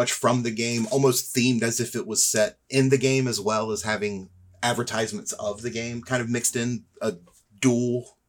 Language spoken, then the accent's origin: English; the South, United States; moved away; I come from the South